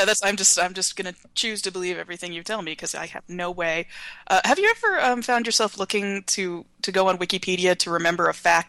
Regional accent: Nashville, Tennessee, United States; now in New York, United States; I am from Nashville, Tennessee, which is, you know, in a connected state.

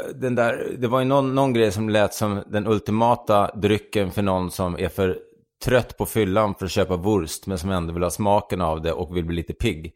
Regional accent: Sweden; den här svenska, the Swede

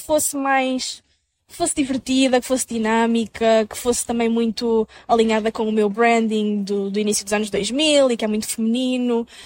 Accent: Minho, Norte, Portugal; moved away as an adult; now in Lisbon, Portugal; sou do Minho, de Portugal

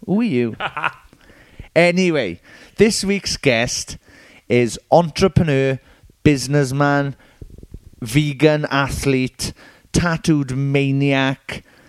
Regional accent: Merthyr Tydfil, Wales, United Kingdom; This is very much my normal voice. I'm from Merthyr Tydfil.

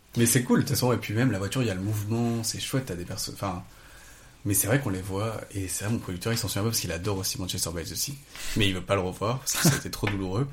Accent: south of France, France; je viens du sud de la France, euh, de la, enfin, j'habitais dans la forêt

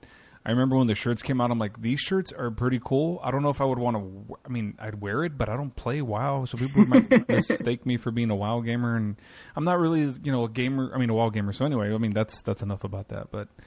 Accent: Texas, United States; It is my home state, but it's not. I'm not from Dallas, but it is my home state

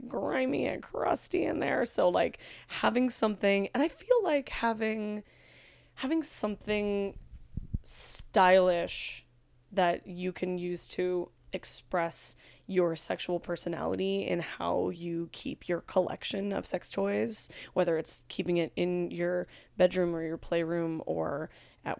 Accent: California, United States; I'm from California

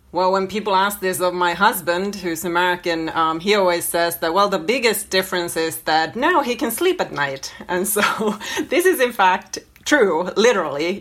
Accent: Finland; moved away as an adult; also born or lived in New York City, United States; now in Helsinki, Finland; I am completely Finnish. I grew up in Finland, and my parents are Finnish

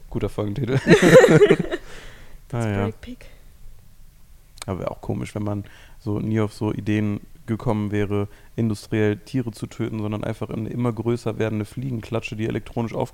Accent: North Rhine-Westphalia, Germany; Ich bin so nah an Gatzweiler aufgewachsen, muss ich auch nicht hin bei Protest.

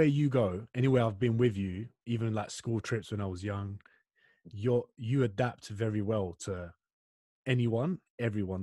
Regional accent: London, United Kingdom; moved away as an adult; now in Australia; we're both from East London. He's black, I'm Turkish.

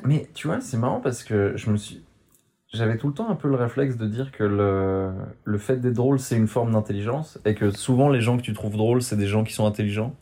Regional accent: Switzerland; mon papa est parisien, ma maman est barcelonaise, et ils m'ont pondu euh, en Suisse

